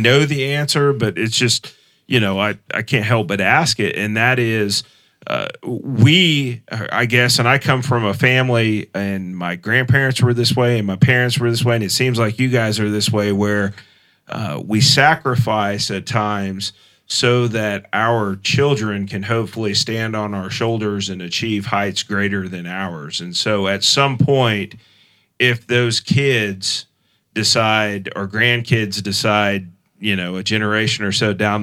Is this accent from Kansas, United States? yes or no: yes; Mulvane, Kansas, United States; moved away as an adult; also born or lived in Champaign, Illinois / Tulsa, Oklahoma / Derby, Kansas; I grew up in Mulvane. We live in Derby now, but I've also lived in Champaign, Illinois, and I've also lived in Tulsa